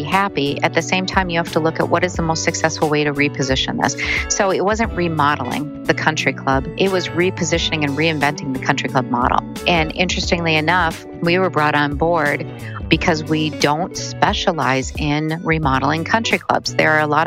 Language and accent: English; central Minnesota, United States; I did grow up in central Minnesota in actually a pretty small little town